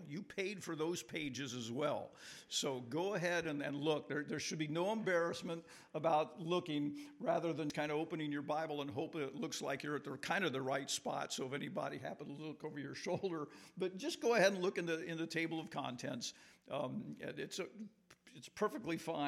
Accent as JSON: {"language": "English", "town": "Morton", "region": "Illinois", "country": "United States", "said": "I'm from Morton, Illinois, down just 10 miles from Peoria"}